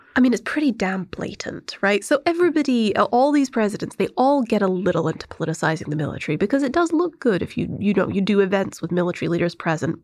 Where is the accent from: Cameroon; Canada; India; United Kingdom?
United Kingdom; moved away as an adult; now in United States; I grew up in the United Kingdom. Um, I came to America, you know, when I started college